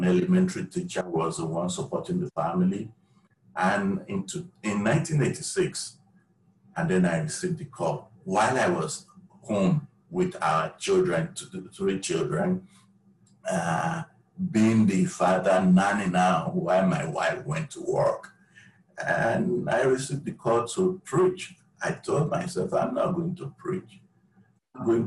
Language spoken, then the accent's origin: English; Nigeria; moved away as an adult; now in United States; I was born in Nigeria. I moved to the U.S. in 2001. And while in Nigeria, I had my first degree in economics